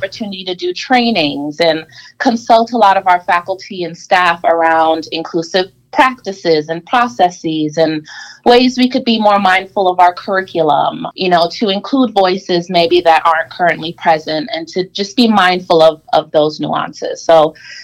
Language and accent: English; New York City, New York, United States; now in Rochester, United States; I originally was born and raised in Brooklyn, New York